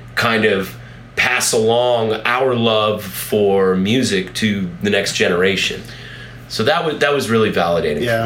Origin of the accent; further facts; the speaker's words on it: Colorado, United States; I'm from here, you know, I'm from Colorado